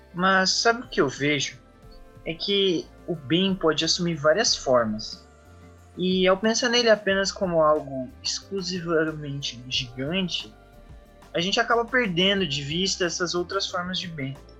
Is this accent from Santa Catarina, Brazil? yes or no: yes; Joinville, Santa Catarina, Brazil; Tenho 20 anos, sou de Joinville e curso Ciência da Computação